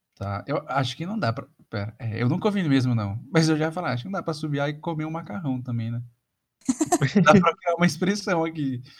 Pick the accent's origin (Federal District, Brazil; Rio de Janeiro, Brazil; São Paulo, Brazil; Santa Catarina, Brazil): São Paulo, Brazil; isso pra gente em São Paulo é meio comum